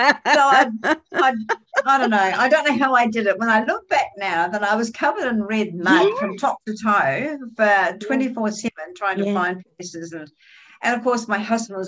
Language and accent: English; New Zealand; now in Australia; I come from New Zealand